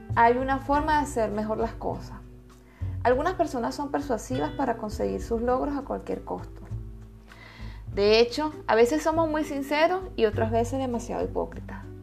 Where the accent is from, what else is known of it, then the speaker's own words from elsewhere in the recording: Venezuela; moved away as an adult; Los venezolanos somos buenas personas